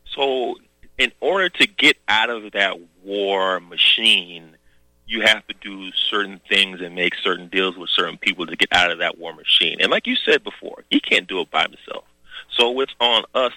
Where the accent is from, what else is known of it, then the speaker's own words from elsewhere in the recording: the South, United States; moved away; I came from the South, country bumpkin.